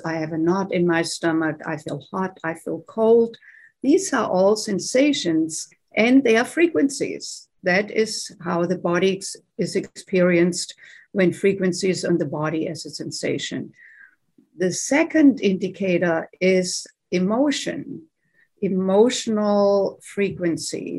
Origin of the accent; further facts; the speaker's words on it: Germany; English is a second language; moved away as an adult; now in United States; I grew up in Germany, as you may be able to tell from my accent. Grew up there and came to the United States in my late 20s